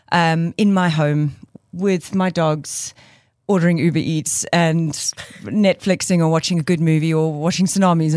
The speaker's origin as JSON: {"language": "English", "town": "Cape Town", "region": "Western Cape", "country": "South Africa", "moved": "as an adult", "lives_now": "Johannesburg, South Africa", "said": "I moved from Cape Town at 27 to Joburg"}